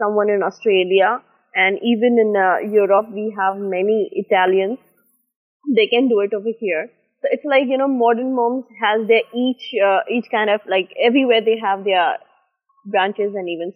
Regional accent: Mumbai, Maharashtra, India; moved away; over there in Bombay, I'm an Indian.

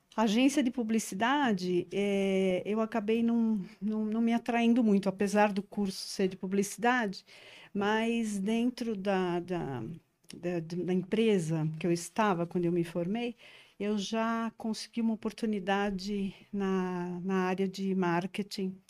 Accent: São Paulo, Brazil; Eu sou paulistana da gema mesmo, da moca

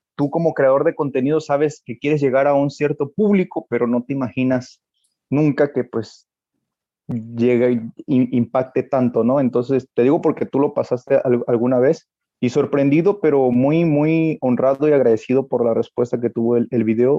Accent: Reforma, Chiapas, Mexico; Yo soy de Reforma Chiapas, de Reforma Chiapas

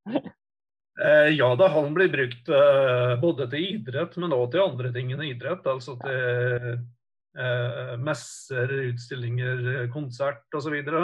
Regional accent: Kvam, Vestland, Norway; also born or lived in Oslo; Jeg er jo født og oppvokst i Kvam

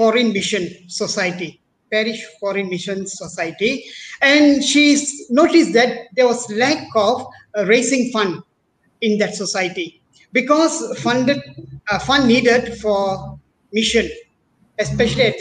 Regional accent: Bagan Serai, Perak, Malaysia; also born or lived in Penang / India; I'm actually born and brought up in Perak, as a little town in Bagansrai.

